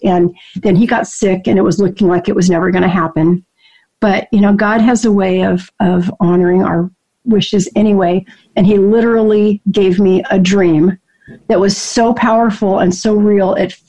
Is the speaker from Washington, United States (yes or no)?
yes; Seattle, Washington, United States; also born or lived in Alaska / Colorado; I was born in Alaska. My dad was in the military. Spent my little kid years in Colorado, and then moved to Seattle and graduated from high school.